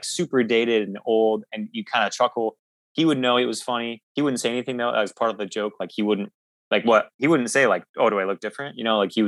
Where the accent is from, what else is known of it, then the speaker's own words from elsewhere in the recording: Oregon, United States; moved away as an adult; now in Los Angeles, United States; I grew up in Oregon